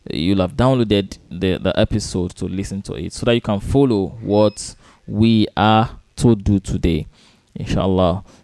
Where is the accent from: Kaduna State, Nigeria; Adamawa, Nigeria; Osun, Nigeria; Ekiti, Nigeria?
Osun, Nigeria; now in Lagos, Nigeria; I am from Osun State. I am from Osun State.